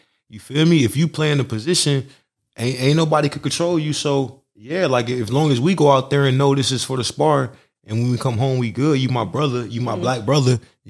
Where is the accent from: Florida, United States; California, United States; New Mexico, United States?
Florida, United States; I'm from Florida. … tricked that. I'm from that kind of, you feel me? That kind of rap.